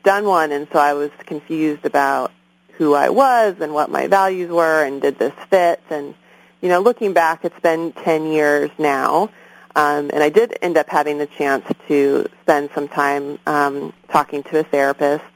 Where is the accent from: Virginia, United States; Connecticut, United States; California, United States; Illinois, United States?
California, United States; San Clemente; moved away as an adult; also born or lived in Berkeley; now in Oakland, United States; I'm originally from Orange County. I grew up in San Clemente